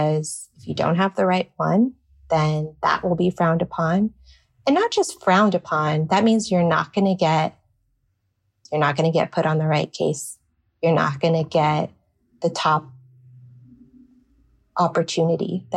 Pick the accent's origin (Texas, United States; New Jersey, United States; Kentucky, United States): Texas, United States; Rio Grande Valley; moved away; Growing up in the Valley